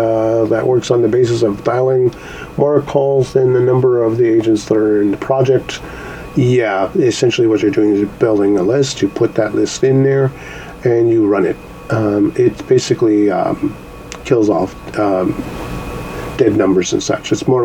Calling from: Canada; actually I'm calling from Canada.

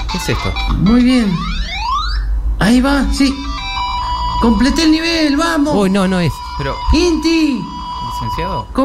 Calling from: Buenos Aires, Argentina; de Caballito.

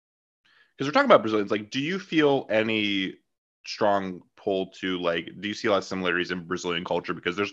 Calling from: Erie, Pennsylvania, United States; So we're coming from Erie, Pennsylvania.

